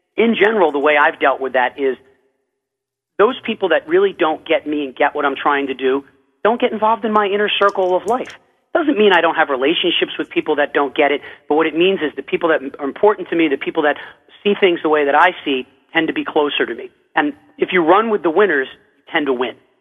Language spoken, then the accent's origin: English; United States; I'm an American